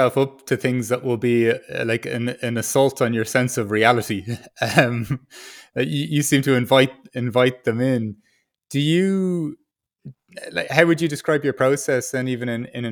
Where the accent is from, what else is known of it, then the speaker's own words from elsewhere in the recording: Ireland; as an Irish person